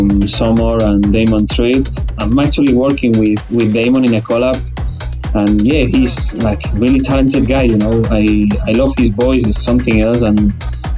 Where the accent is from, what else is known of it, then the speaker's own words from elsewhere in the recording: Vilanova i la Geltrú, Catalonia, Spain; also born or lived in Lebanon; So I'm originally from Vilanova i la Geltrú. It's like a small town near Barcelona, like 40 minutes away. I was living as well in Lebanon for 1 year when I was a kid, but yeah, most of my life I was in Vilanova